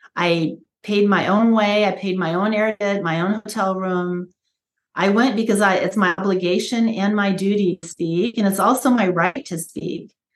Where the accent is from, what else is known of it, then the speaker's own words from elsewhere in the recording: United States; I was born here in America uh, after they moved here, immigrated here and i was born and raised in a just a real traditional american way